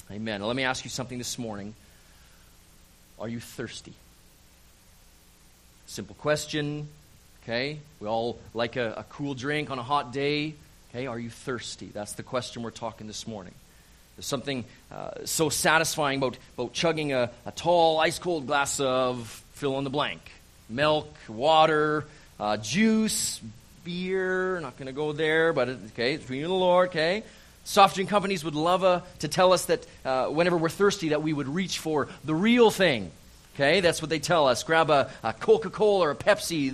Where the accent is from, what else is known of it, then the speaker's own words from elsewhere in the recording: Calgary, Alberta, Canada; moved away as an adult; also born or lived in Vancouver Island / Maple Ridge, British Columbia; now in Kelowna, Canada; I'm from Calgary, born and raised, Calgary, Alberta.